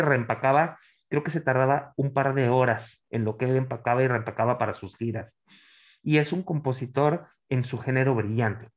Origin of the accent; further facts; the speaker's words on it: Monterrey, Nuevo León, Mexico; yo soy nacido, en, pues, soy, regio